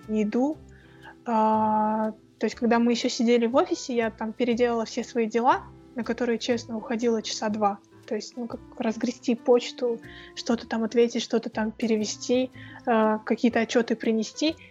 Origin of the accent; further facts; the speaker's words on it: Kazakhstan; also born or lived in Moscow; у нас в Казахстане